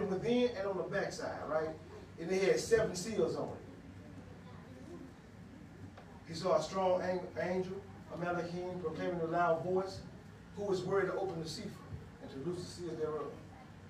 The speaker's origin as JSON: {"language": "English", "town": "Huntsville", "region": "Alabama", "country": "United States", "tie": "born or raised there", "accent": "Ebonics", "said": "I was born in Mather Hills, Huntsville, Alabama, in the hood, in the ghetto. I was born in the hospital when I came to the hood. And I said, I learned Ebonics"}